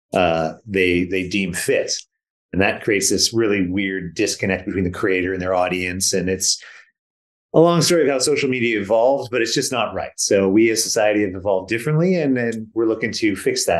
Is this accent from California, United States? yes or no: yes; Silicon Valley, California, United States; moved away as an adult; also born or lived in British Columbia; now in Vancouver, Canada; I was born and raised in Silicon Valley